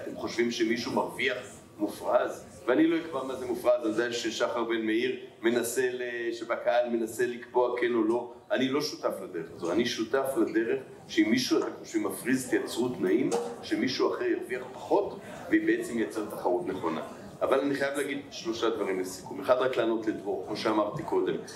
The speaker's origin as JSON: {"language": "Hebrew", "town": "Tel Aviv", "region": "Tel Aviv District", "country": "Israel", "also_born_or_lived": "Jerusalem", "said": "אני תל אביבי"}